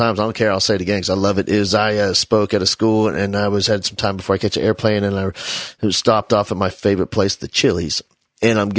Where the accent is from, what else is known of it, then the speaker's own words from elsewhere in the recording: New Jersey, United States; I grew up in New Jersey, and, in that little town